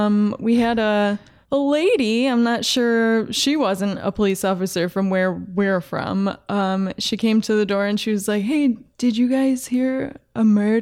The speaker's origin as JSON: {"language": "English", "region": "New York", "country": "United States", "said": "I'm from New York. Upstate, so it sounds like Canada or Minnesota, any of the Midwest."}